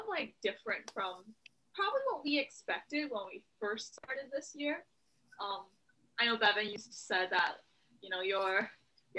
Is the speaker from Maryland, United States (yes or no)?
no; Hawaii, United States; a girl that was born and raised in Hawaii